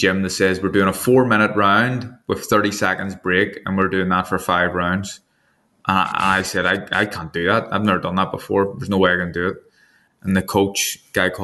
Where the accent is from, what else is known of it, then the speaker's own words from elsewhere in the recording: Northern Ireland, United Kingdom; I'm from Northern Ireland and I'm also a Protestant as well